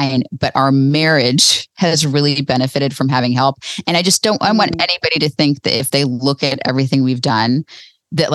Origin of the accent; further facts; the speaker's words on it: Florida, United States; now in North Carolina, United States; I grew up in Florida. We now live in North Carolina